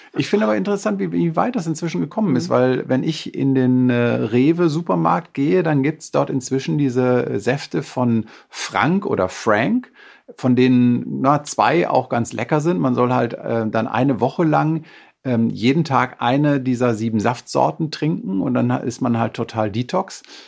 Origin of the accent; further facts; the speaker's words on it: Münsterland, North Rhine-Westphalia, Germany; für mich als Münsterländer